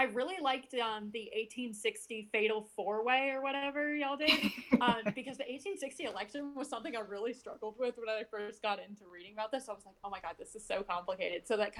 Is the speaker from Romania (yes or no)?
no; the South, United States; And so growing up in the South, you know, we get the Civil War was caused by states' rights rather than the Civil War was caused by slavery